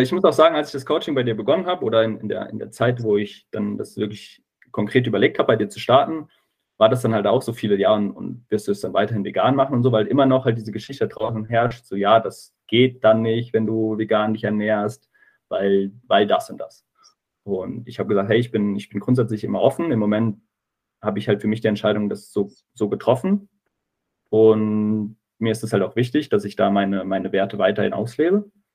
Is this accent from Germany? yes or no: yes; near Giessen, Hesse, Germany; ich komme aus der Nähe von, von Gießen